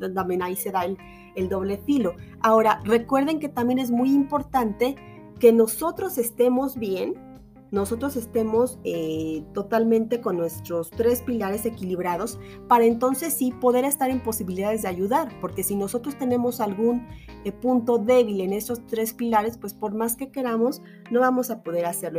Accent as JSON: {"language": "Spanish", "country": "Mexico", "said": "acá en mi país"}